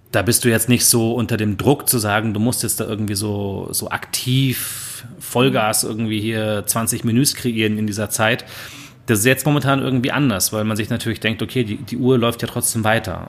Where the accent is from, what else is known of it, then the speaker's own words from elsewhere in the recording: Germany; als äh, Deutsche